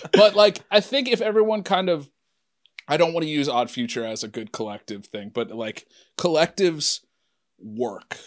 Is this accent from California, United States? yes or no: no; Anderson, Ohio, United States; I'm from Anderson